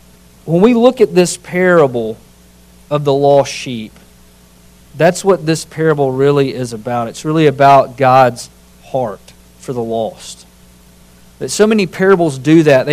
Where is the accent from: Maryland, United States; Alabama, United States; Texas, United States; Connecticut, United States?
Alabama, United States; Winston County; I grew up in Winston County, Alabama